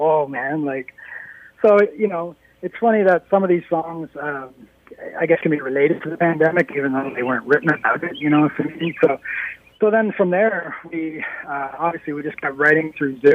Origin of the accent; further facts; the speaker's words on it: Norwood, Ontario, Canada; also born or lived in Toronto; I live in the town I grew up in, that I went to high school in, that I played hockey